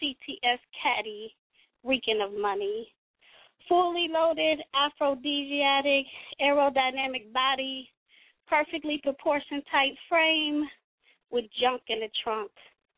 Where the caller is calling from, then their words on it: Cincinnati, Ohio, United States; y'all know I'm calling in from Nasty Natty. I don't know if I said that originally or not, but I'm calling in from Cincinnati, Ohio.